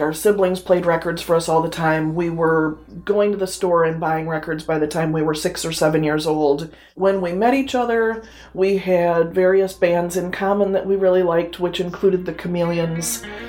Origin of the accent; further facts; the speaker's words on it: Taylor, Michigan, United States; I was born and raised in Taylor